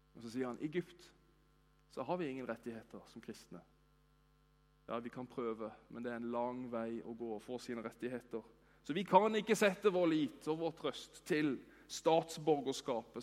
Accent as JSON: {"language": "Norwegian", "country": "Norway", "said": "vi er jo nordmenn"}